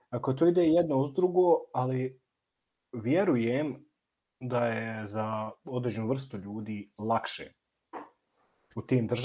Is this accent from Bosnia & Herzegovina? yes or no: yes; Bosnia & Herzegovina